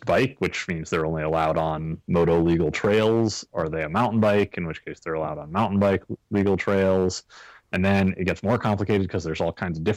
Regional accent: Massachusetts, United States; I'm from Massachusetts

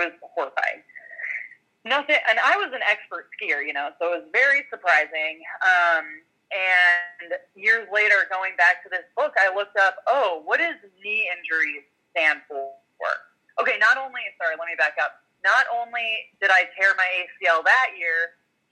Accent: Montana, United States; I grew up in Montana

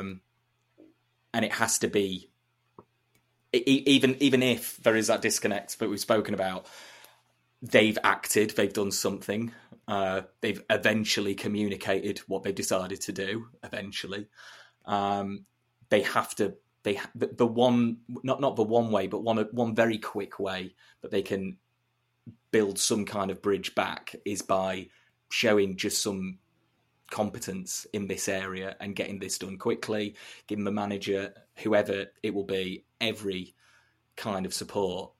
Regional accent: Chesterfield, East Midlands, United Kingdom; I'm, I'm from Chesterfield, uh, Market Town in North East Derbyshire

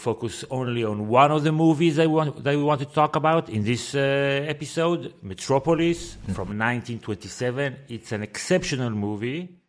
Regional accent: Israel; And I feel that the more I am away from Israel, the larger the gap becomes between my experience and your experience. And I feel that were I to go back tomorrow, it's a different country than it was before.

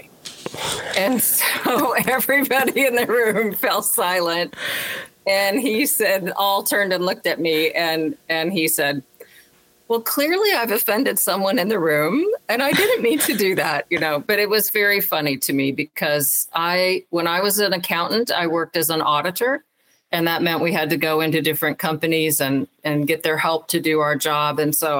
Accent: Alabama, United States; I grew up mostly in Alabama, so there were not a lot of women pastors that I knew.

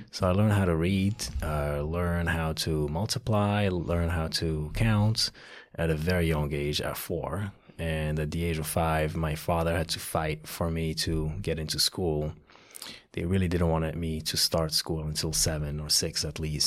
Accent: Casablanca, Casablanca-Settat, Morocco; now in United States; Morocco, Casablanca, Morocco

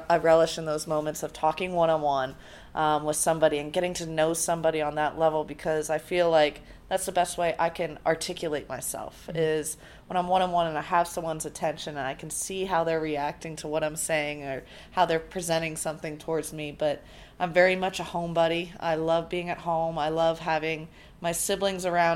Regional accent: San Diego, California, United States; I grew up in California where tennis was, especially Southern California, where tennis is very booming

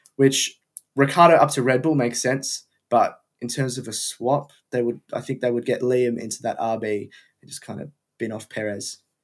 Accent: Melbourne, Victoria, Australia; moved away; I'm from Melbourne, Australia

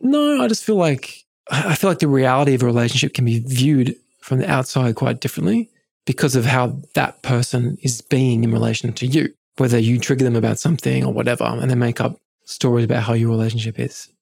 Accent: England, United Kingdom; I grew up in England

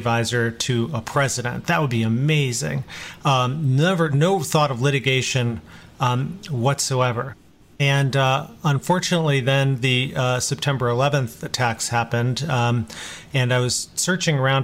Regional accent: Chicago, Illinois, United States; I was born in Chicago, come from Indian American parents

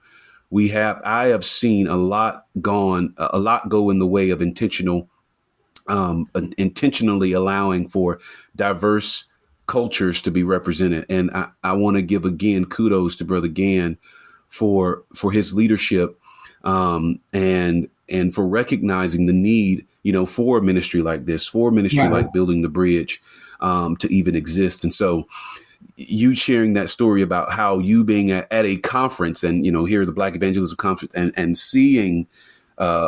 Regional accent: Florida, United States; also born or lived in North Carolina; now in Columbia, United States; I'm from Florida.

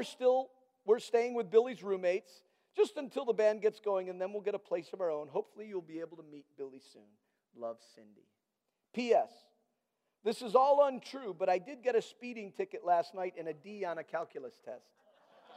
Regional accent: Nigeria; moved away; I had grown up in Nigeria, and I met Danette at college

